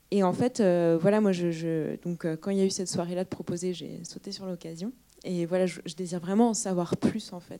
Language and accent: French; Rennes, Brittany, France; now in Angers, France; je suis arrivée récemment dans la région angevine. Je viens de, je viens de Bretagne, je viens de Rennes.